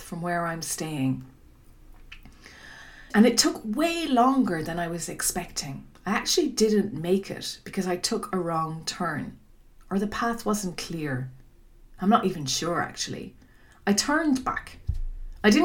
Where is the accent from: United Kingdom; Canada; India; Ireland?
Ireland; Dingle, Munster; my hometown of Dingle